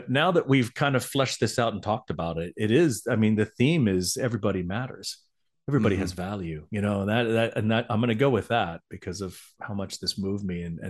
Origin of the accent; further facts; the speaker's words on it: the South, United States; growing up in America as not Caucasian has been very difficult, especially living in the South.